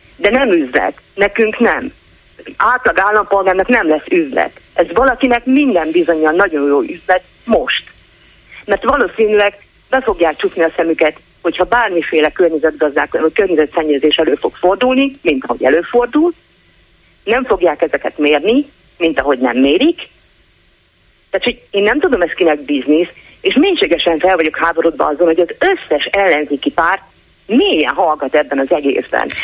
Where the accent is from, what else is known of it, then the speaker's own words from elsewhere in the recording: Szeged, Csongrád-Csanád, Hungary; szegedi vagyok